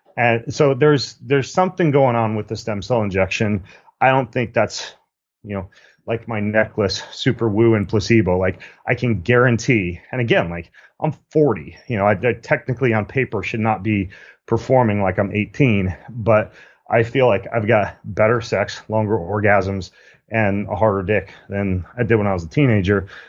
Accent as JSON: {"language": "English", "town": "Spokane", "region": "Washington", "country": "United States", "tie": "born or raised there", "said": "Spokane, Washington, my hometown"}